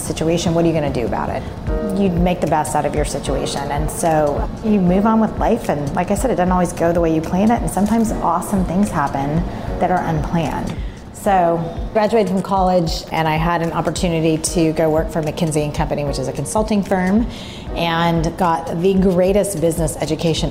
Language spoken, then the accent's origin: English; Dallas, Texas, United States; I grew up in Dallas